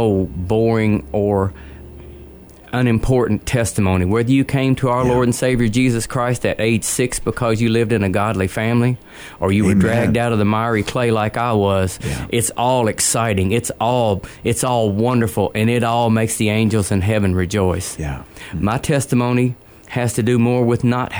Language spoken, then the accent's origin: English; Kentucky, United States; accent: elongated vowels; I am from Kentucky